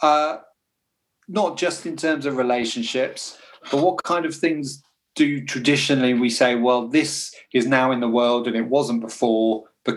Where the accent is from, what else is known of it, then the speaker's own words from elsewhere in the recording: United Kingdom; being British